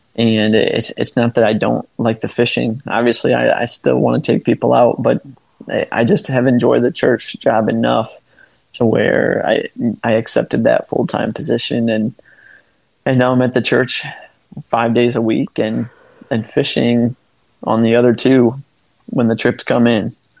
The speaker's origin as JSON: {"language": "English", "area": "Fulton County", "region": "Northwest Ohio", "country": "United States", "tie": "born or raised there", "moved": "as an adult", "lives_now": "Sarasota, United States", "said": "growing up in Fulton County"}